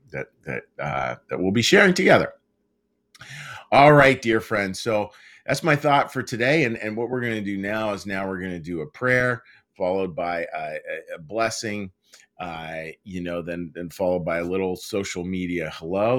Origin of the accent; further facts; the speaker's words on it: Pittsburgh, Pennsylvania, United States; moved away; out in Pittsburgh, out of my hometown